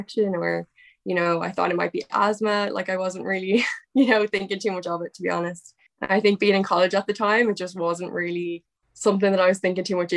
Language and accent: English; Dublin, Leinster, Ireland; I'm 23 and I'm from Dublin, Ireland.